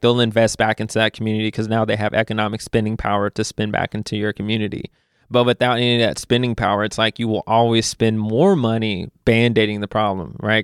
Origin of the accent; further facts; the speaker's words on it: Louisville, Kentucky, United States; moved away as an adult; also born or lived in Memphis; now in Chicago, United States; growing up in Louisville, Kentucky fan